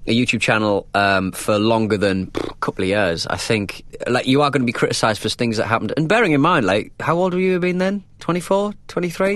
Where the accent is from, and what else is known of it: North East England, United Kingdom; accent: northern (North East)